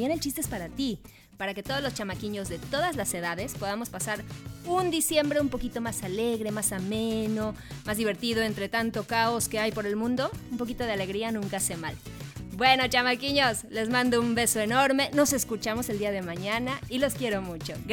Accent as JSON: {"language": "Spanish", "country": "Argentina", "said": "Y nos somos de Argentina. Somos de Argentina."}